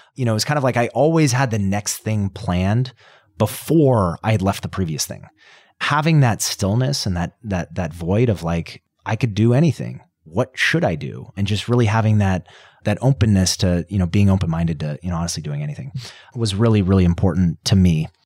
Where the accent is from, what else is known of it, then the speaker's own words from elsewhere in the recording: Colorado, United States; I grew up in Colorado around the mountains